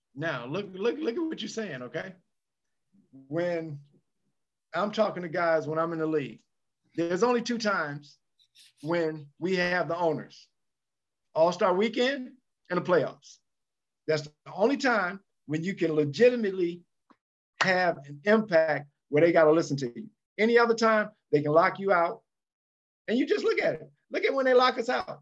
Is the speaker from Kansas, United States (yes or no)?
no; Chicago, Illinois, United States; I'm from Chicago